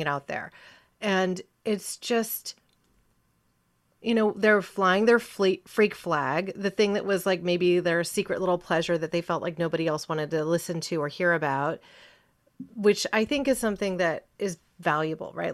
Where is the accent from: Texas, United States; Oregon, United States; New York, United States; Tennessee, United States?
Oregon, United States; Ashland; also born or lived in California; I'm a native Oregonian